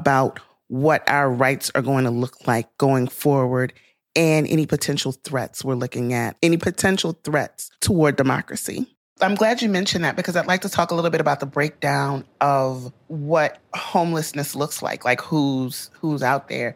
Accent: Louisiana, United States; my home state of Louisiana

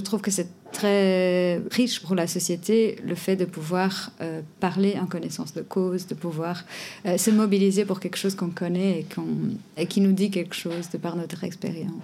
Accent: Portugal; moved away as an adult; also born or lived in Belgium; now in Brussels, Belgium; je viens du Portugal, je suis arrivée et après trois ans

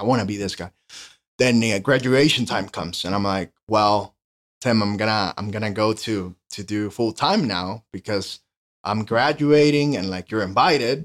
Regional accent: Honduras; English is a second language; moved away as an adult; now in United States; born and raised in Honduras. I came here to the States for college.

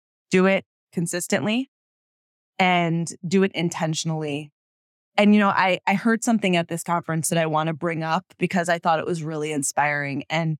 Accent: United States; accent: American; My accent would change.

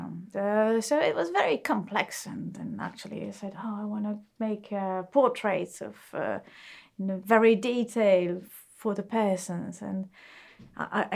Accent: Bregenz, Vorarlberg, Austria; moved away; I was born in Austria in a small city called Bregenz, which is on the Lake of Constance in the west of Austria, close to the Swiss border.

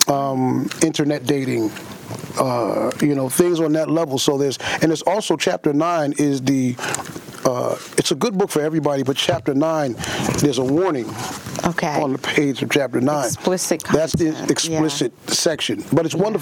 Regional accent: Queens, New York, United States; also born or lived in Long Island / Charleston; I am a Queens boy. I was born in Jamaica, mm-hmm. Queens. Mm-hmm. I grew up in Queens, Long Island, upstate New York, mm-hmm. uh, down south in Charleston, mm-hmm. and now I'm in the Bronx.

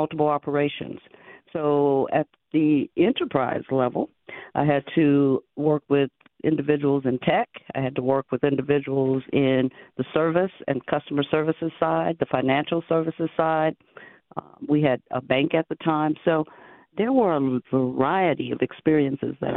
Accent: Chicago, Illinois, United States; moved away as an adult; now in Las Vegas, United States; I am originally from Chicago. And grew up, absolutely, and grew up on the west side during my elementary days

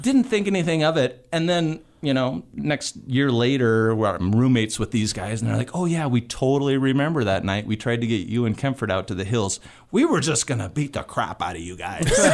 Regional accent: Missoula, Montana, United States; born and raised in Missoula

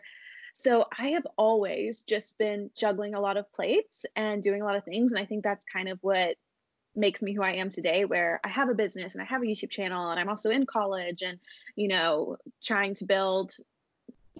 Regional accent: East Tennessee, United States; now in Nashville, United States; I grew up in East Tennessee, right near the mountains

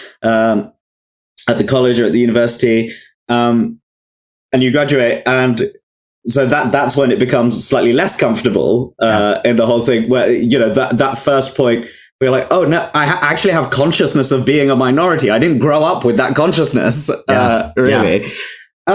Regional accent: London, United Kingdom; I grew up in Wembley in Northwest London, which was such a like multicultural but predominantly Indian area of London

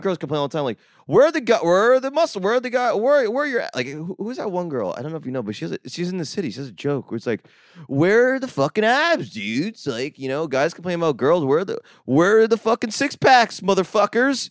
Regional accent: Jersey Shore, New Jersey, United States; I grew up in the Jersey Shore

